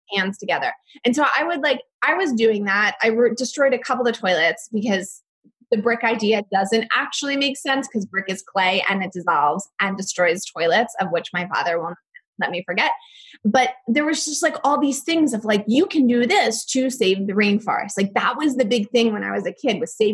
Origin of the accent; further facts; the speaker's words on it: outside of Philadelphia, Pennsylvania, United States; I had a very average suburban childhood. I grew up outside of Philadelphia to an architect and a nurse